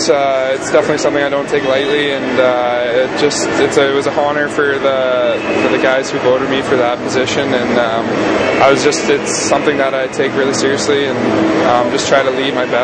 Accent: Kelowna, British Columbia, Canada; I love going back to the Kelowna area. Lots of snow. It really felt like Christmas, so it was nice to be home.

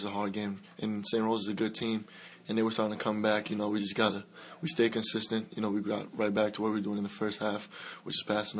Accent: Dominican Republic; now in United States; I grew up in the Dominican Republic.

